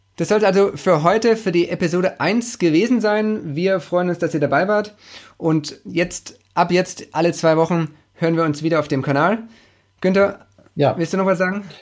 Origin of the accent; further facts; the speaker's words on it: Stuttgart, Baden-Württemberg, Germany; accent: Swabian; Ich bin gebürtiger Stuttgarter, äh, ein Schwabe